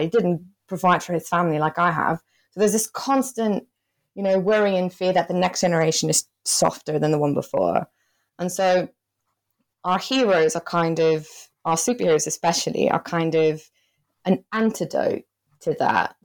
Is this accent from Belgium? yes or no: yes; Belgium; moved away as an adult; now in United Kingdom; I'm originally from Belgium and I came to the U K to do my P H D